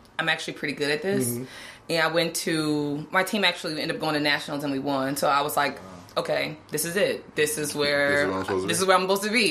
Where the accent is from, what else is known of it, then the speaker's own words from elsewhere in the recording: South Florida, United States; moved away as an adult; now in Atlanta, United States; I'm originally from South Florida. I moved to Atlanta for law school